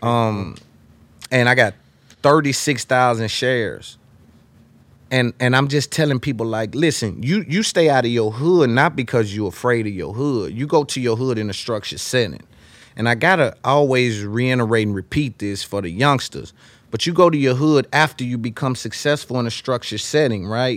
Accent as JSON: {"language": "English", "town": "Nashville", "region": "Tennessee", "country": "United States", "said": "I'm from Nashville"}